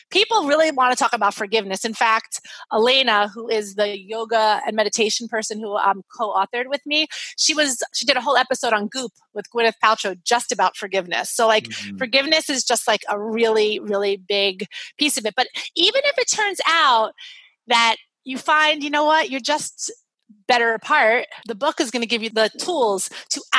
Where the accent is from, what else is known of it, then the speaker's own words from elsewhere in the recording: Brooklyn, New York, United States; He's like from rural Maine. I'm from Brooklyn, New York.